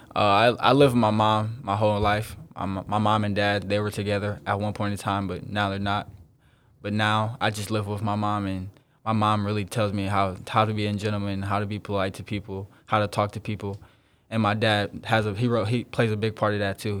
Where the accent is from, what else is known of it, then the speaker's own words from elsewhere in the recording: South Bend, Indiana, United States; I'm from South Bend, Indiana, a real small town in Indiana